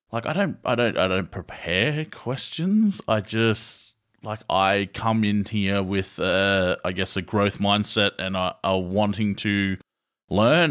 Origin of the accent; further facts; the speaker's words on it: Australia; we're Aussie.